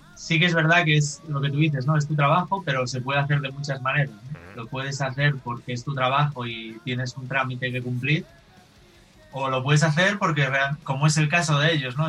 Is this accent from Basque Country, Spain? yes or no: no; Galicia, Spain; Yo soy gallego, eh, yo vivo en Galicia